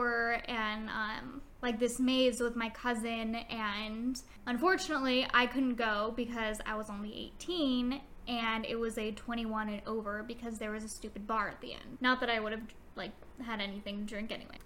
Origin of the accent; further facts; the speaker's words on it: Long Beach, California, United States; my hometown of Long Beach